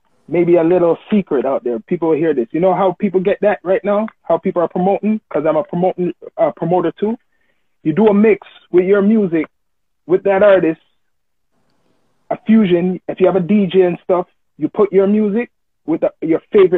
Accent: Toronto, Ontario, Canada; I was actually born in Finch too, but I grew up north side

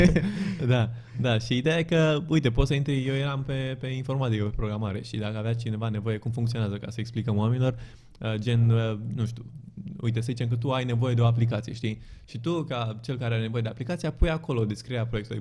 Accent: Romania; also born or lived in Bucharest, Romania / Zurich, Switzerland

